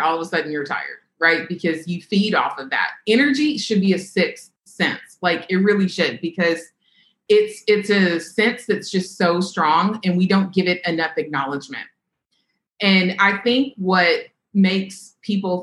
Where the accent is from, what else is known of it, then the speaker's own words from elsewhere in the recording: Kentucky, United States; I grew up in Kentucky